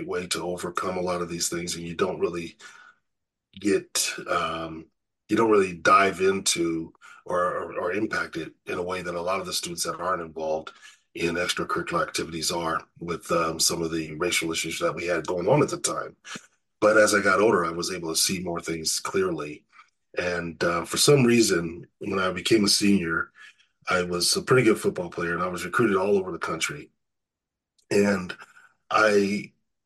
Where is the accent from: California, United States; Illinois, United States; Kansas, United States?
California, United States; Riverside; I grew up in Riverside, California